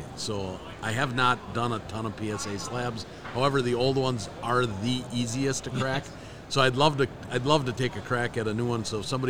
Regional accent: Wisconsin, United States; I'm from Wisconsin

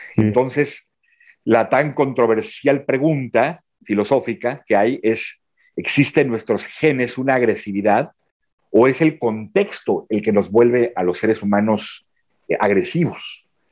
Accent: Mexico; moved away as an adult; also born or lived in Belgium; now in Mons, Belgium; soy mexicano, vivo en Bélgica desde 2009.

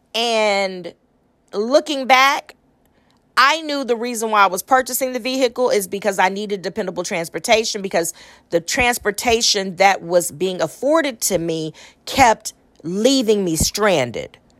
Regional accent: Austin, Texas, United States; I'm from Austin, Texas

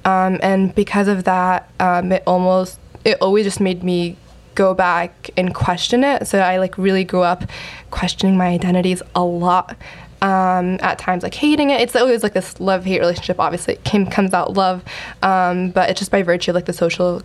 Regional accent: Louisville, Kentucky, United States; moved away as an adult; also born or lived in New York / Michigan; I was born in New York, but I grew up my entire life in Louisville, Kentucky

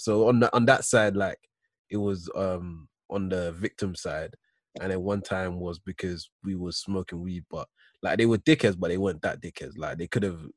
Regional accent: United Kingdom; also born or lived in United States; I'm British

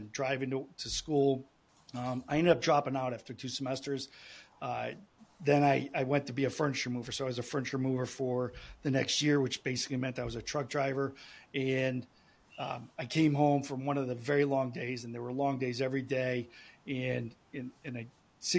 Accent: Cleveland, Ohio, United States; I grew up in Cleveland, Ohio, the west side of Cleveland.

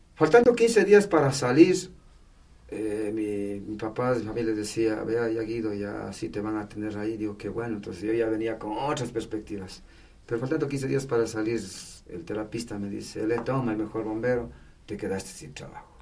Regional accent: Patate, Tungurahua, Ecuador; Yo soy de Patati

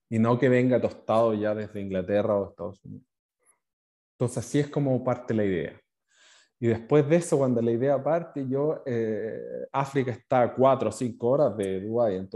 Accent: Chile; moved away; also born or lived in New Zealand; Yo eh, hace 13 años ya me fui a Nueva Zelanda eh, desde Chile a buscar una, una nueva vida, aprender sobre una nueva cultura, aprender inglés.

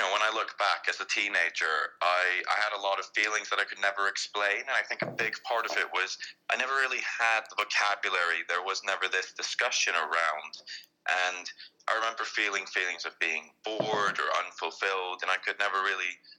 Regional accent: Iceland; moved away; you'll probably notice my accent is a bit different from his, but I'm originally from Iceland, but I've worked now in several different countries

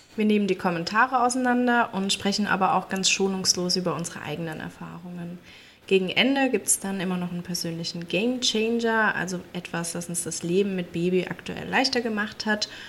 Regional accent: Rhineland-Palatinate, Germany; Wir kommen aus der Pfalz

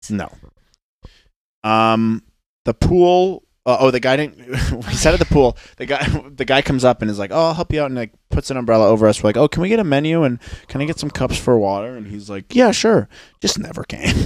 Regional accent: United States

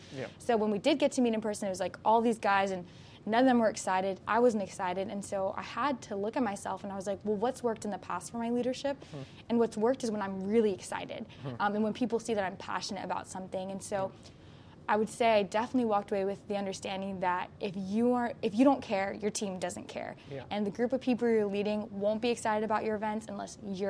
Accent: Florida, United States; now in Walla Walla, United States; And I came from Florida, which is very diverse, and then I came up here to Walla Walla

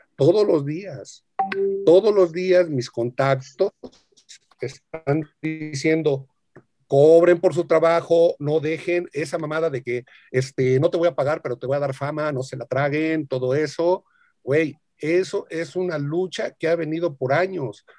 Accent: Mexico; born or raised there

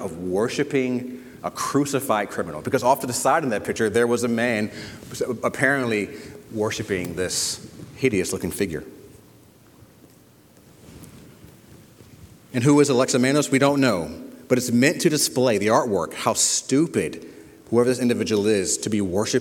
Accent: Savannah, Georgia, United States; now in New Haven, United States; I am from Savannah, Georgia

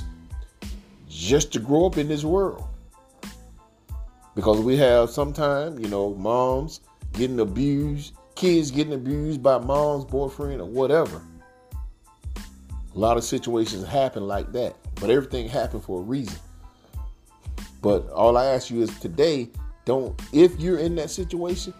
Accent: Bethel, North Carolina, United States; also born or lived in Robersonville, North Carolina; I moved from Robertsonville to Bethel, North Carolina

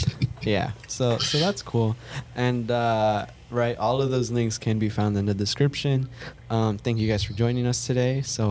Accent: Santa Ana, California, United States; moved away as an adult; I'm from Southern California. Grew up in Santa Ana, which is in Orange County.

